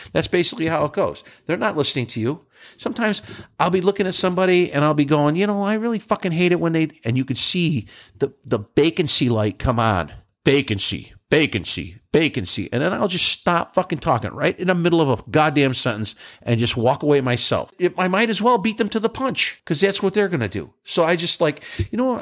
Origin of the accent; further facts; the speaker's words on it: New York, United States; moved away; I'm from New York